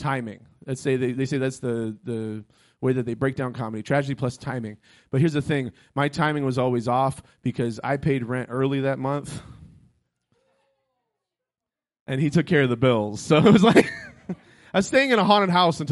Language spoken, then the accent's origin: English; Florida, United States; moved away; I grew up in Florida.